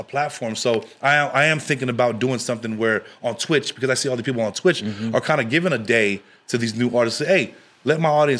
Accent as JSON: {"language": "English", "area": "Long Beach, San Francisco Bay Area", "region": "California", "country": "United States", "tie": "born or raised there", "first_language": "English", "said": "I grew up in Long Beach before I moved to the Bay."}